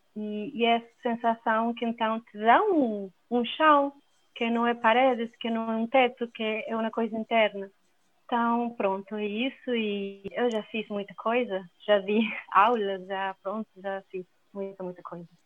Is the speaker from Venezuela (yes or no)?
yes; Venezuela; Portuguese is a second language; moved away as an adult; also born or lived in Belo Horizonte, Brazil / Buenos Aires, Argentina / Poland; now in Portugal; eu sou venezuelana, como o Breno falou. E é, a minha família é da Itália, então eu sou primeira geração nascida lá na Venezuela.